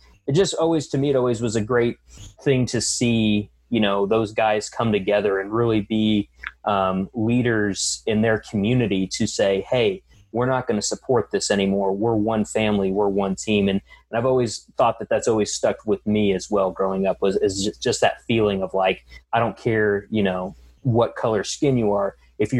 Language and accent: English; the South, United States; now in Joplin, United States; I grew up in the South most of my life.